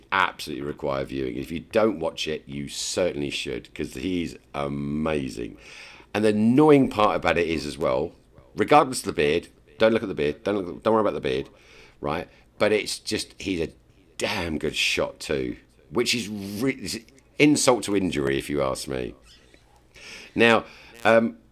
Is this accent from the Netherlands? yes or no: no; England, United Kingdom; I'm English